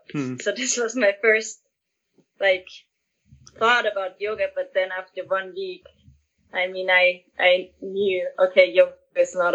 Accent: Austria; I'm from Austria.

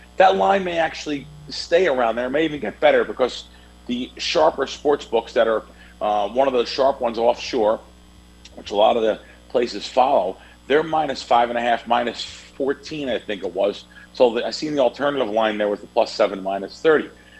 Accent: New York, United States; I'm from New York originally. It's a rite of passage. We've been betting sports since I was, in the bassinet.

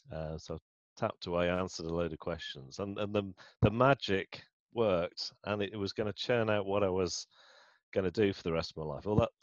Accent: Manchester, North West England, United Kingdom; born there; accent: northern; So I was born in Manchester.

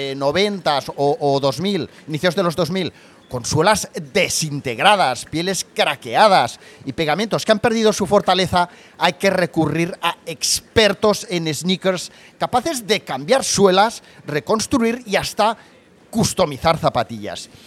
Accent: Barcelona, Catalonia, Spain; Siendo de aquí, ¿no? De pues, Barcelona yo.

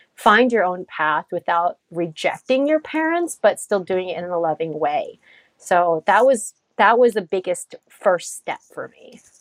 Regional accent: United States; We grew up here in the States, and we have parents with very different upbringing

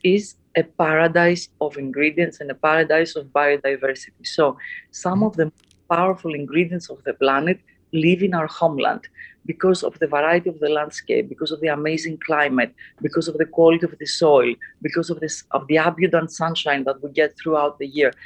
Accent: Athens, Attica, Greece; I had a, an amazing childhood growing up in uh, in Athens, Greece

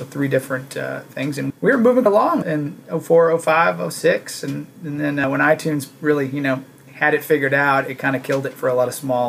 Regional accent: Texas, United States; You know, I'm a Texan

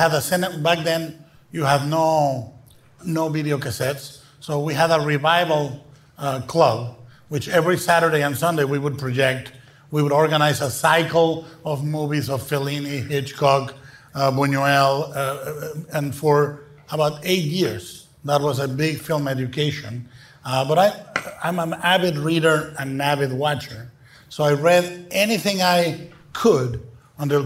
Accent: Guadalajara, Jalisco, Mexico; English is a second language; In Mexico, I was born and raised in Guadalajara

